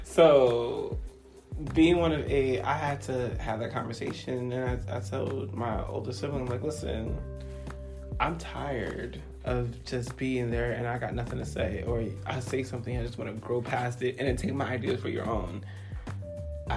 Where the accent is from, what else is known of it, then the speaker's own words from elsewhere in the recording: New York City, New York, United States; living in Brooklyn, where I'm from